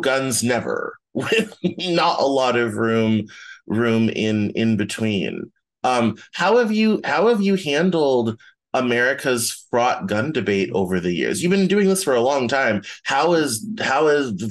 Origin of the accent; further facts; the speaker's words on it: the South, United States; I grew up in the South